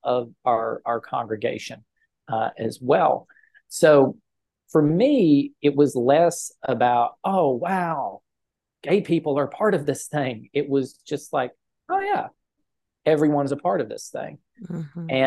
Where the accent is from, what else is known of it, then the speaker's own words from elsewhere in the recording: Pound, Virginia, United States; now in Randolph County, North Carolina, United States; Pound, Virginia, which is my hometown, and sits right on the Virginia-Kentucky border